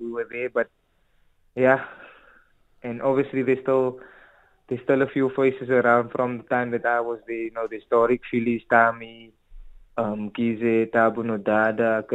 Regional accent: Cape Town, Western Cape, South Africa; we both come from the same area. We're from Athlone

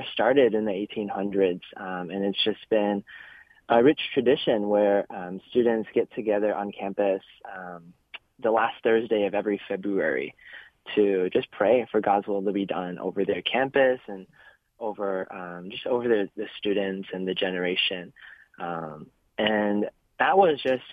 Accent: Columbus, Ohio, United States; also born or lived in China; I was originally born in China, and I moved to Columbus, Ohio, when I was 9 years old

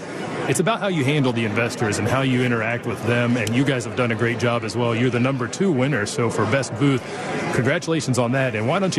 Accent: Dallas, Texas, United States; I had the opportunity to see you up in Dallas. I'm from Dallas.

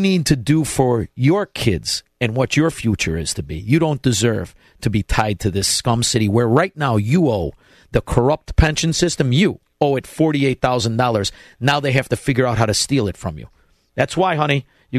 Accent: Melrose Park, Illinois, United States; everybody I grew up with in Melrose Park

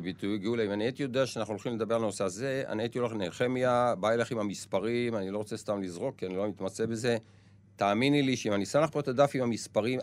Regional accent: Israel; אני יצאתי מהקיבוץ

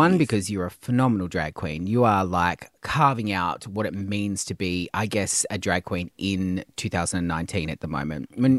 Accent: Tasmania, Australia; moved away; Don't tell people I'm from Tasmania.

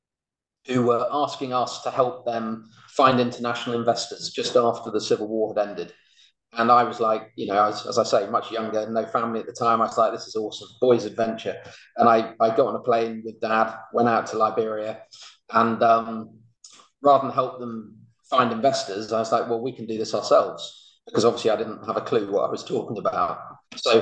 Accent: Birmingham, West Midlands, United Kingdom; I grew up in Birmingham.

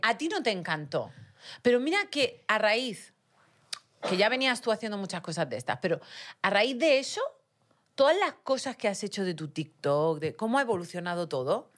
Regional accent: Region of Murcia, Spain; accent: Murcian; moved away; also born or lived in Utah, United States; En español tengo acento murciano

